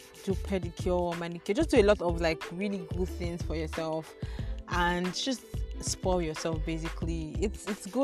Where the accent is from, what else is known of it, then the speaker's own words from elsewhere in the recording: Nigeria; as a Nigerian